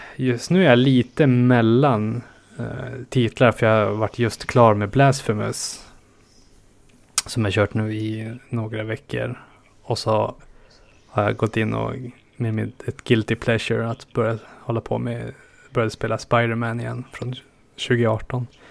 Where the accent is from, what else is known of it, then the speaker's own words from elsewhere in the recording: northernmost Norrland, Sweden; moved away; mina hemtrakter i norraste Norrland och inlandet